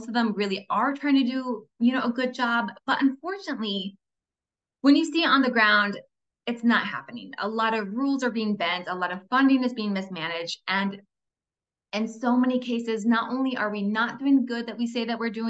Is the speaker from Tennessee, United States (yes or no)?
no; Fort Wayne, Indiana, United States; I grew up in Fort Wayne, Indiana. It's Midwest America